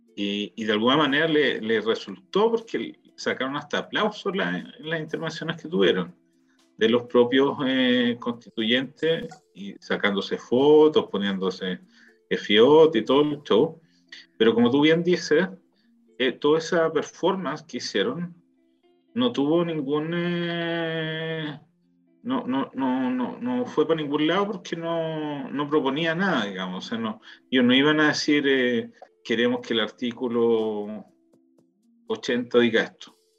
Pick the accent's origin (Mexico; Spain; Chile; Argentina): Chile; now in Israel; éramos chilenos